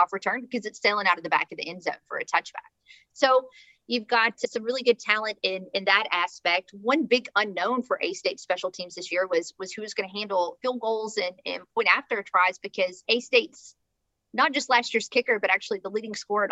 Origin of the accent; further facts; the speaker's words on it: the South, United States; we're from the South